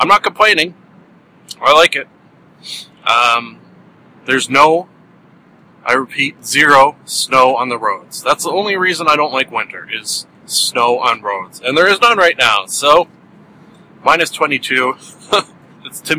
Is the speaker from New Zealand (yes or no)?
no; Canada; being a Canadian